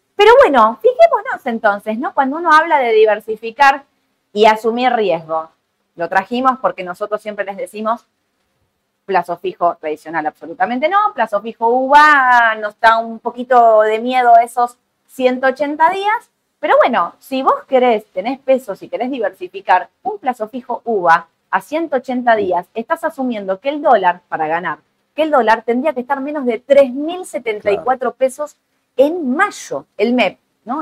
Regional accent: Argentina

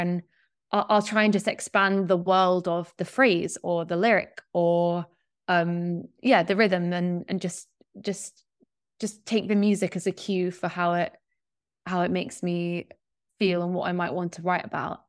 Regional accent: Yorkshire and the Humber, United Kingdom; moved away; I grew up in West Yorkshire in, like, kind of in the middle of nowhere

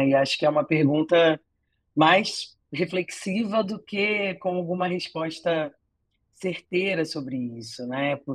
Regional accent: Rio de Janeiro, Brazil; é, eu sou carioca

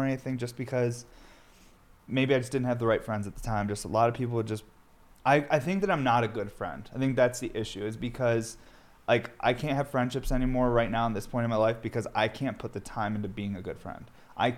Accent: upstate New York, United States; also born or lived in Brooklyn, New York City; I had to move back home because my wife was done with college, and we couldn't afford our apartment anymore in Brooklyn because it was just too expensive. So we moved back to upstate New York

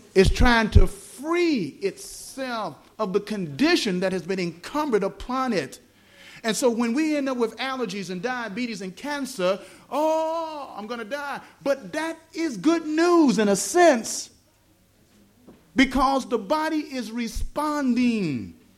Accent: the South, United States; accent: southern; my southern accent

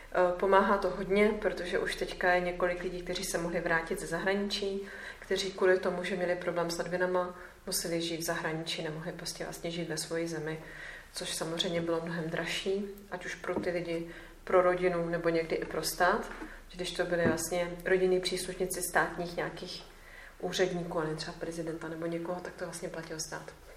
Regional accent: Czechia; jsem z České republiky

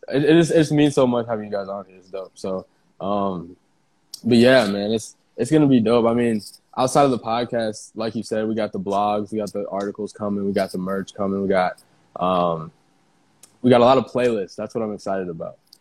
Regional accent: Iowa, United States; moved away; I'm from Iowa. Like, we're from Iowa. Like, it's a small, small town

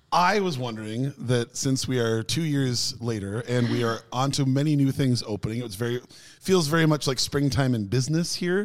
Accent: United States; moved away; also born or lived in Norway; being the American

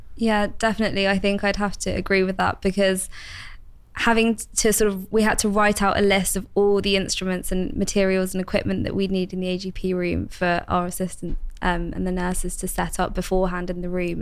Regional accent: London, United Kingdom; moved away as an adult; also born or lived in Bristol; I've recently moved back home to London

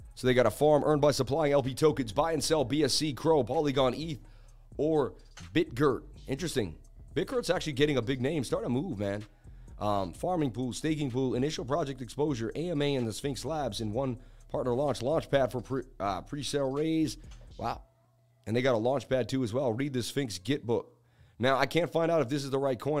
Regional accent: New England, United States; I'm from New England

